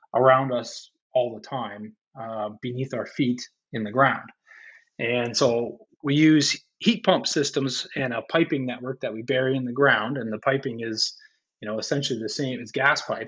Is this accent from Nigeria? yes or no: no; St. Catharines, Ontario, Canada; I grew up in St. Catharines